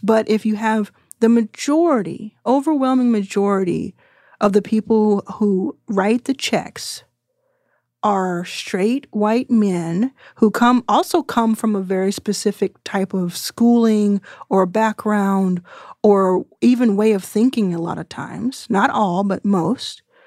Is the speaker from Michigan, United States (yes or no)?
no; Texas, United States; I'm from Texas and didn't go to college